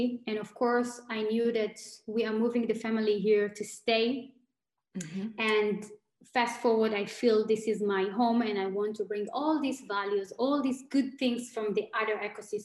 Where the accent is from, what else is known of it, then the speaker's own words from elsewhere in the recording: Tel Aviv, Tel Aviv District, Israel; moved away as an adult; also born or lived in Germany / Asia / New York / Silicon Valley; now in Berlin, Germany; Originally, I'm from Tel Aviv. I live in Germany for 8 years.